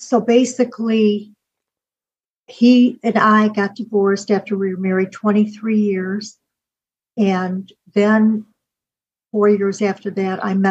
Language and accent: English; Chicago, Illinois, United States; moved away as an adult; now in Florida, United States; I was born in Chicago and grew up mainly in the suburbs of Chicago